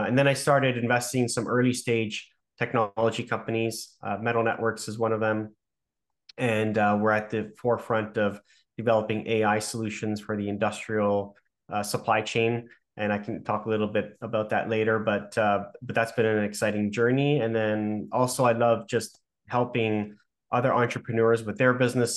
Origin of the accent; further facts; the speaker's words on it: Toronto, Ontario, Canada; I'm from Toronto, born and raised